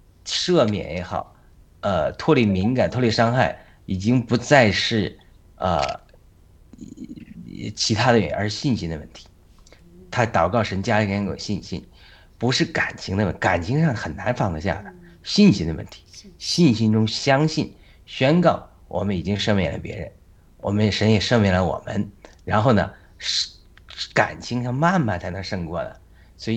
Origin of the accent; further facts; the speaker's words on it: Hebei, China; moved away as an adult; also born or lived in London, United Kingdom; now in United States; 我们是河北人，但我们是从民国之后划到河北的，但我们以前都是河南。